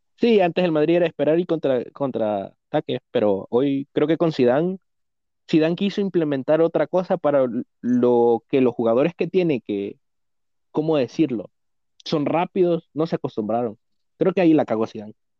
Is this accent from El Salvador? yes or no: yes; El Salvador; somos del Salvador